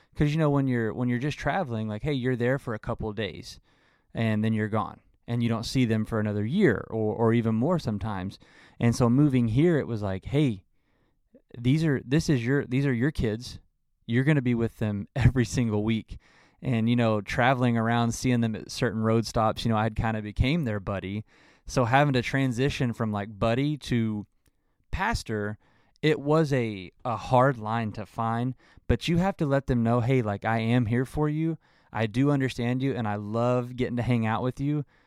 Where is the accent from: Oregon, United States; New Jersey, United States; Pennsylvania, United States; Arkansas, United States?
Arkansas, United States; moved away; I'm originally from Arkansas